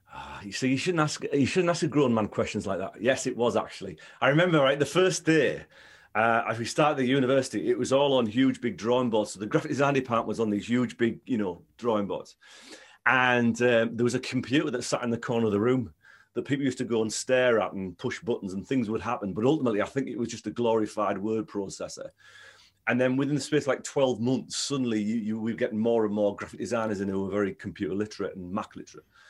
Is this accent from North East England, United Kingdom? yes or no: yes; Stockton-on-Tees, North East England, United Kingdom; I grew up in Stockton, Stockton-on-Tees